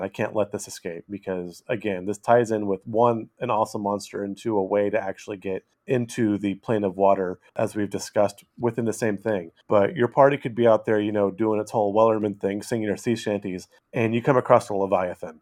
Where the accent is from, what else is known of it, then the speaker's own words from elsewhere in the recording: California, United States; moved away; I grew up in California